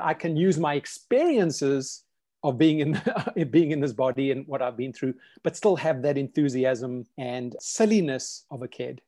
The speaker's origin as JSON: {"language": "English", "country": "South Africa", "tie": "born or raised there", "moved": "yes", "lives_now": "United States", "said": "I grew up in South Africa."}